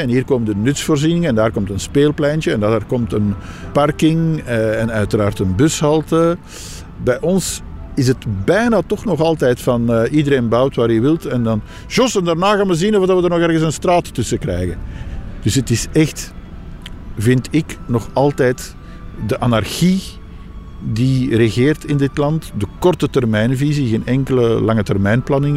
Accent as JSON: {"language": "Dutch", "country": "Belgium", "tie": "born or raised there", "said": "ik ben een geboren en getogen Belg"}